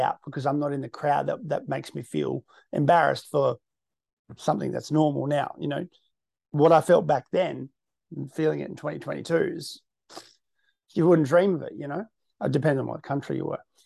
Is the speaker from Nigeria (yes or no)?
no; Western Australia, Australia; I'm from the West.